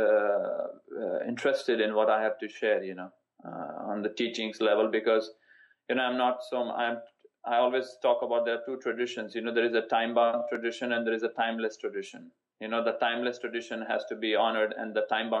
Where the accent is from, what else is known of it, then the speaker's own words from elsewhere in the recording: Rishikesh, Uttarakhand, India; moved away as an adult; I grew up in Rishikesh and then went up and studied all over